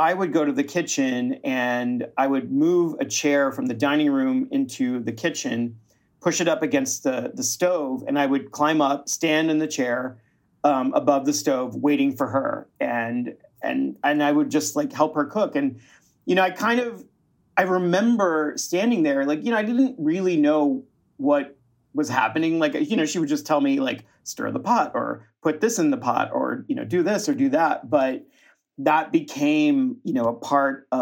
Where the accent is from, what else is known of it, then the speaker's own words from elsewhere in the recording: Austin, Texas, United States; I was born in Austin, Texas, as were most of my family. My grandparents are actually from northern Mexico, from Torreon and Monterrey, but my family settled in central Texas in Austin